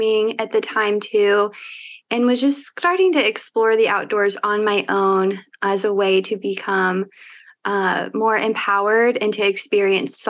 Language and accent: English; Evansville, Indiana, United States; born or raised there; moved away as an adult; also born or lived in Bloomington, Indiana; now in Indianapolis, United States